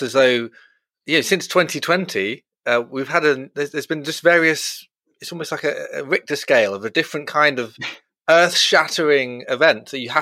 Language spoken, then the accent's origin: English; Brighton, South East England, United Kingdom; I'm from Brighton